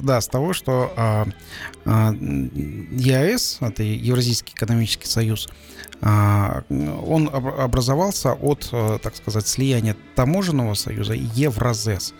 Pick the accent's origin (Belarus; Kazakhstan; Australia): Kazakhstan